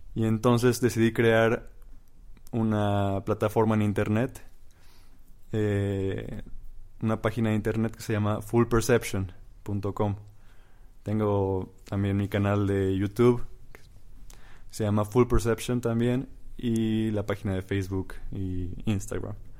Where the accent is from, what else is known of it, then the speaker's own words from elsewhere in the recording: Mexico; soy eh, un mexicano de 25 años